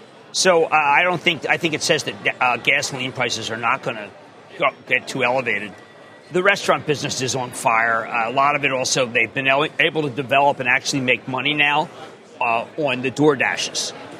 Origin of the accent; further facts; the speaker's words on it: Philadelphia, Pennsylvania, United States; I used to call it Popeyes because I'm from Philadelphia